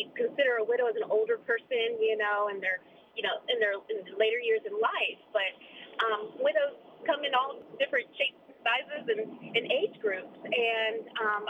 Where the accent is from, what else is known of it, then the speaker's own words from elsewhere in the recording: Maryland, United States; moved away; also born or lived in San Antonio, Texas; I'm originally from Maryland